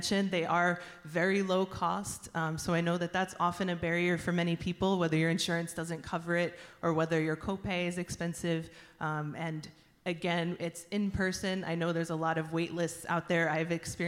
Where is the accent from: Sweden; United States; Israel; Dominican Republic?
United States; New Jersey; moved away as an adult; I grew up in New Jersey. I moved up here to go to school, ended up settling here